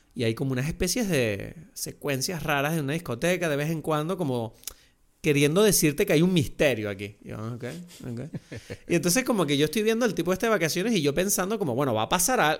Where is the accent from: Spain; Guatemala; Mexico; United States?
Spain; Lanzarote, Canary Islands; yo crecí en Lanzarote, en un entorno turístico.